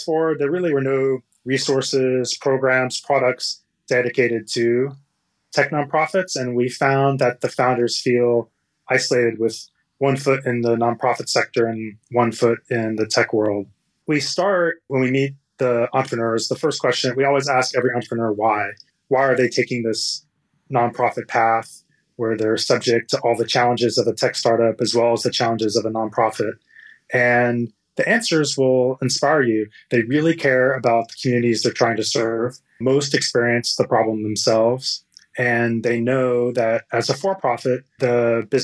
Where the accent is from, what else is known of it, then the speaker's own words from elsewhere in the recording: Texas, United States; moved away as an adult; now in California, United States; I grew up in Texas and I came out to California to go to Stanford and study engineering.